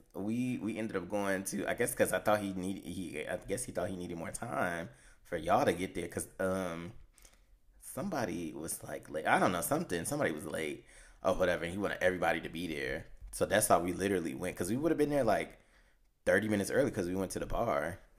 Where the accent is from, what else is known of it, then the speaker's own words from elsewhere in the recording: Chicago, Illinois, United States; we're from Chicago